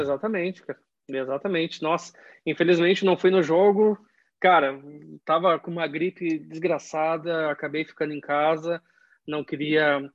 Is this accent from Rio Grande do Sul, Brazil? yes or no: yes; Caxias do Sul, Rio Grande do Sul, Brazil; moved away as an adult; now in London, United Kingdom; Eu cresci, eu cresci, eu sou de Caxias do Sul